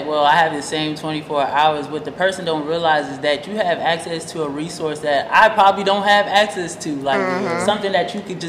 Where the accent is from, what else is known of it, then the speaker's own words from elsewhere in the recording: Silver Spring, Maryland, United States; I'm from Montgomery County, from Silver Spring, Maryland